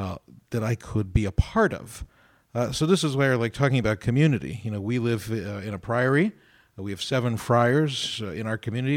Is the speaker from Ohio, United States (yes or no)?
yes; Youngstown, Ohio, United States; now in Columbus, United States; I'm from Ohio. I'm originally from Youngstown.